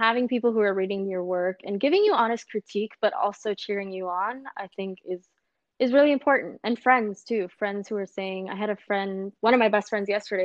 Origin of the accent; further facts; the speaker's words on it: Los Angeles, California, United States; growing up in South Central Los Angeles